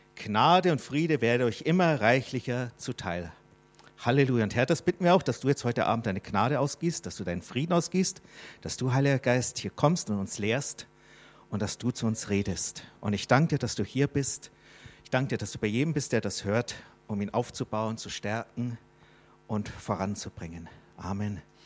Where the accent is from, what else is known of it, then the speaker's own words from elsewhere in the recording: Germany; ich bin ein Fremdling hier in Deutschland, obwohl ich Deutscher bin